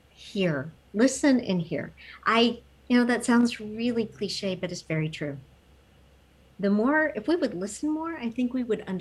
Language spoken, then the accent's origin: English; Fort Hood, Texas, United States; born there; I didn't. I was born in Fort Hood, Texas.